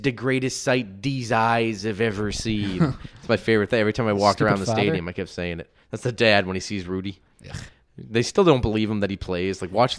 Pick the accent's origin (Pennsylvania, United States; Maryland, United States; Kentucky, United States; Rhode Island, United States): Pennsylvania, United States; Pittsburgh; We don't like that type of language here in Indiana. I'm from Pittsburgh.